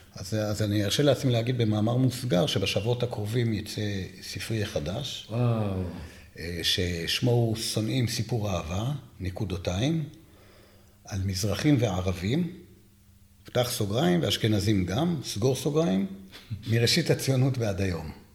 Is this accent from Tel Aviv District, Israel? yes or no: no; Jerusalem, Jerusalem District, Israel; אני ירושלמי